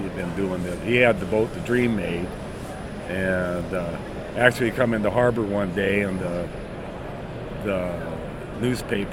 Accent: Anchorage, Alaska, United States; I was born in Anchorage, Alaska, at Elmendorf Air Force Base in 1954

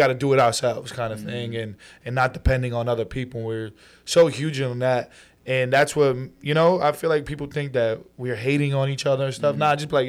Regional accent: Brooklyn, New York, United States; also born or lived in New Jersey; So, I was born in Brooklyn, raised somewhat over there. Mm-hmm. We ended up moving to Jersey. I went through like first to third grade over there. And then we moved back to Brooklyn.

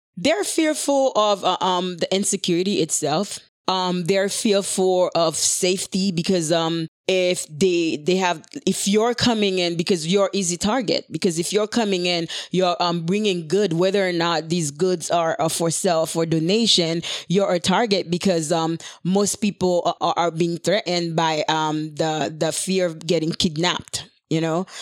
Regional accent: Haiti; moved away; growing up in Haiti.

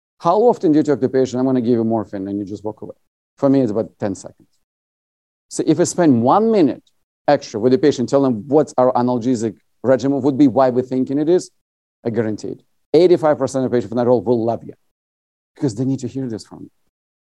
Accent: Latvia; now in United States; I'm originally from USSR. I was born in Latvia

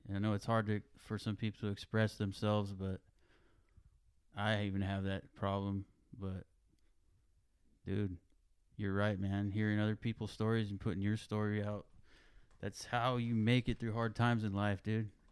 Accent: Greenfield, California, United States; also born or lived in King City, California; growing up in Greenfield, I remember Reuben

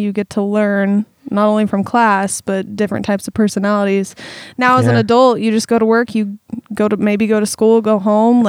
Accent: Eugene, Oregon, United States; also born or lived in Springfield, Oregon; I was born in Springfield and lived there until I was about 3, but then my whole life I've been in Eugene.

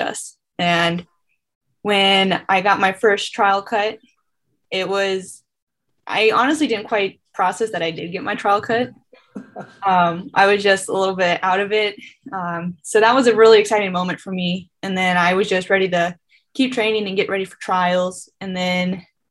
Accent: North Dakota, United States; moved away as an adult; now in Fayetteville, United States; I'm from North Dakota

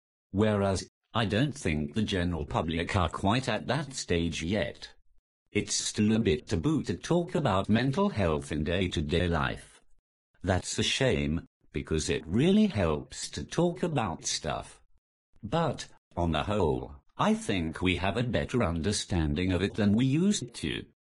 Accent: North East England, United Kingdom; I'm the Geordie without the accent.

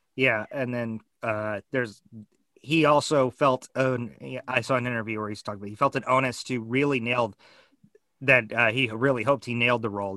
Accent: United States; as an American

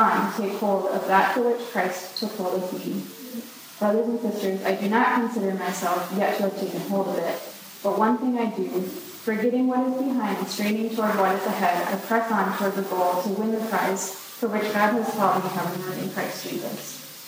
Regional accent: Greenville, South Carolina, United States; now in Minnesota, United States; As Bailey said, I grew up in Greenville, South Carolina, and everyone wonders how you were from South Carolina to Minnesota.

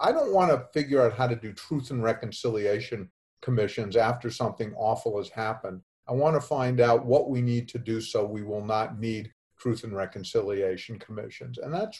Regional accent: Boston, Massachusetts, United States; moved away as an adult; also born or lived in Tucson, Arizona / Dallas, Texas; now in Los Angeles, United States; I'm from Boston, studied French in high school and sort of grew up on the east, northeast part of the United States. But I realized that the last 40 years of my life, I've lived within 100 miles of Mexico.

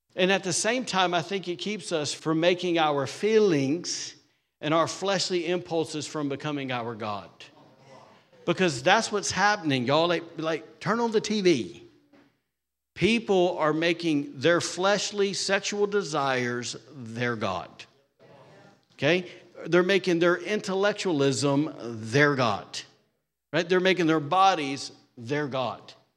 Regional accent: Alabama, United States; now in Rockport, Maine, United States; I'm from Alabama

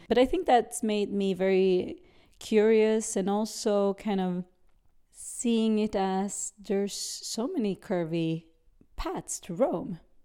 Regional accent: Sweden; also born or lived in Brazil; I grew up in Sweden, uh, whilst I was born in Brazil.

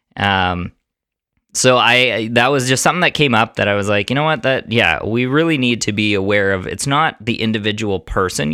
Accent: Canada; I'm Italian. I don't have any other ethnicities in there, um, but I was born in Canada.

